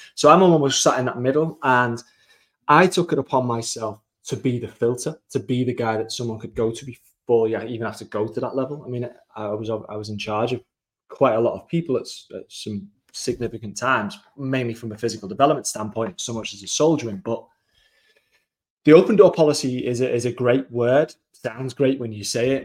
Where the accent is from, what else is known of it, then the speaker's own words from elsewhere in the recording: England, United Kingdom; I am from England